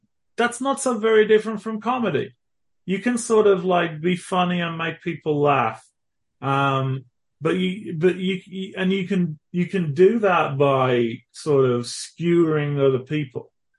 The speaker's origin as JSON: {"language": "English", "region": "England", "country": "United Kingdom", "tie": "born or raised there", "moved": "as an adult", "lives_now": "Texas, United States", "said": "I grew up in England, so I'm thoroughly English."}